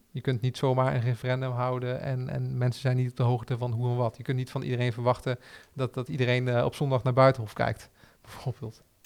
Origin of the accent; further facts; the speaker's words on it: Arnhem, Gelderland, Netherlands; we als Arnhemmers trots zijn op wie we zijn